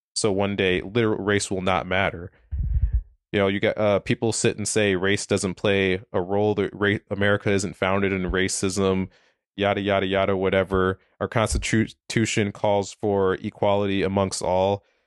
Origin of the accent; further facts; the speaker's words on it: Minneapolis, Minnesota, United States; also born or lived in South Dakota; I'm from Minneapolis, Minnesota. Uh, grew up there, born and raised there, lived there my entire life